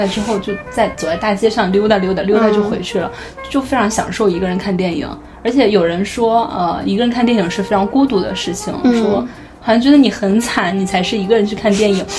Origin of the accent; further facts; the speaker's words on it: North China, China; 作为一个北方人，我就是非常喜欢吃面。